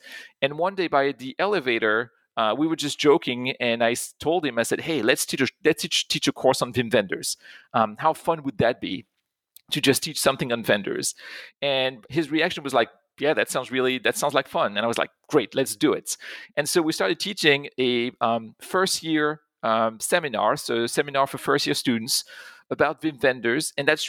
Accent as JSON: {"language": "English", "town": "Pont-à-Mousson", "region": "Grand Est", "country": "France", "tie": "born or raised there", "second_language": "English", "said": "So I grew up in France. I grew up in a small town not too far from Germany. It's in Pont-à-Mousson in Lorraine."}